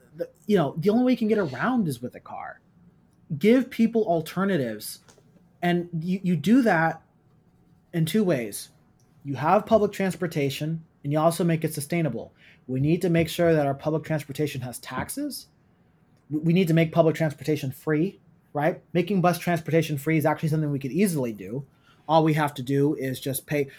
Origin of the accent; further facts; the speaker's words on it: Oakland, California, United States; I grew up in East Oakland